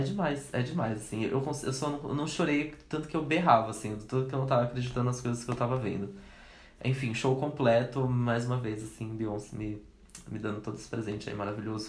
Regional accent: Brazil; a gente é brasileiro

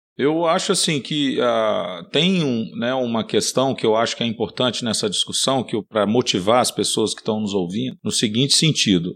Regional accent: Minas Gerais, Brazil; Eu sou mineiro

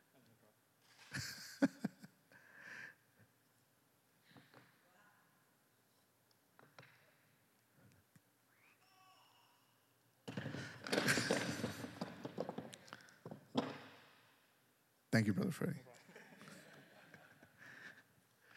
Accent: Dallas County, Texas, United States; I was born on December 26, 1977, I was issued a birth certificate by Dallas County and by the hospital where I was born.

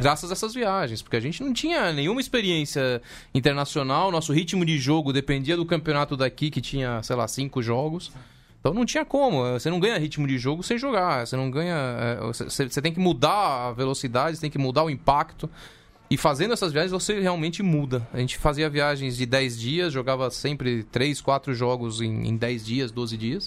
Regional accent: Brazil; also born or lived in Tucumán, Argentina; vim pro Brasil com 4 anos

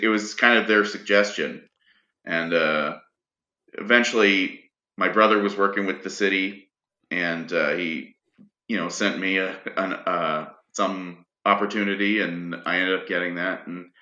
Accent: Ayr, Ontario, Canada; also born or lived in Whitehorse, Yukon; now in Iqaluit, Canada; I grew up in Ontario, mostly in southwestern Ontario. A town called Ayr was where I spent most of my time

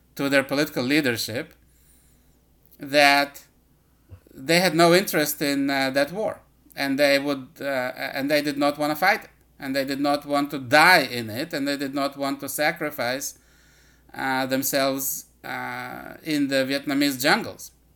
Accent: Israel; Israel, my home country

